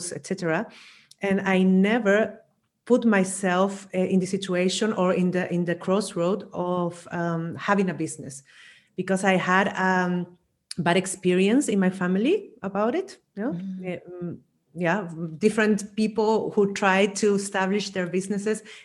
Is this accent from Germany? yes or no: no; Chile; moved away as an adult; also born or lived in Vienna, Austria; now in Spain; I'm originally from Chile